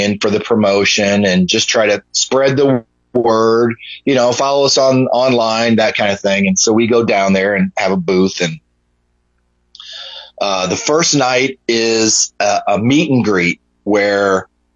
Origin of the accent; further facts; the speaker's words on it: Omaha, Nebraska, United States; also born or lived in Atlanta, Georgia; I was from Omaha